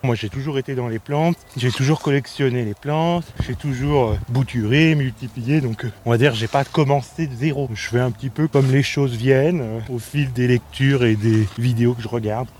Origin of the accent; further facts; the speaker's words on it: Chabanière, Auvergne-Rhône-Alpes, France; moved away as an adult; also born or lived in Paris / Belgium; C'est là où j'ai grandi, mes parents sont arboriculteurs euh, maraîchers